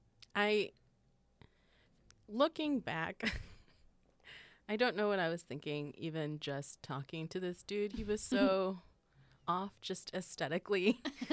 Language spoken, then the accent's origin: English; northwest suburbs of Chicago, Illinois, United States; also born or lived in Wisconsin; I'm from the northwest suburbs of Chicago.